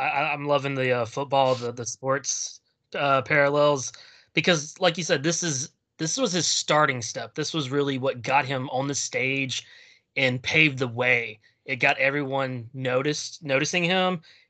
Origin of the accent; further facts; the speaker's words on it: Louisiana, United States; I'm from Louisiana.